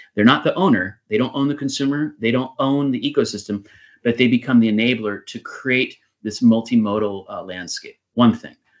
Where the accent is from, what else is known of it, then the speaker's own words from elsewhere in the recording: United States; moved away; my home country of of the United States